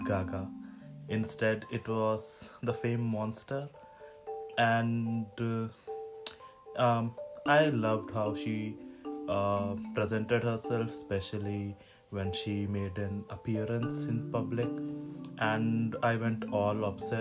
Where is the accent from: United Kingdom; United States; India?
India; I grew up in India